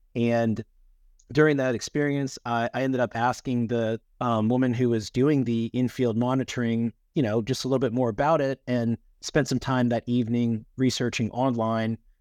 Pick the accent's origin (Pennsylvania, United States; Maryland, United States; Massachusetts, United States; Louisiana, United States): Louisiana, United States; also born or lived in Miami; my home state of Louisiana